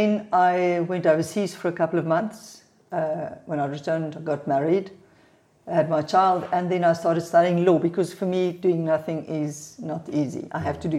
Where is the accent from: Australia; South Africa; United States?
South Africa; born or raised there; English is a second language; also born or lived in Johannesburg